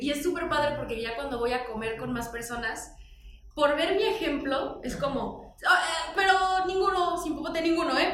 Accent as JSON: {"language": "Spanish", "region": "Morelos", "country": "Mexico", "tie": "born or raised there", "said": "crecí la mayor parte de mi adolescencia en Morelos"}